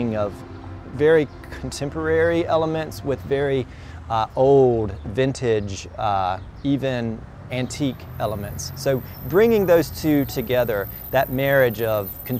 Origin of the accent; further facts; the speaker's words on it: Speed, North Carolina, United States; I was born and raised in Eastern North Carolina, went to a small Episcopal church in Speed, North Carolina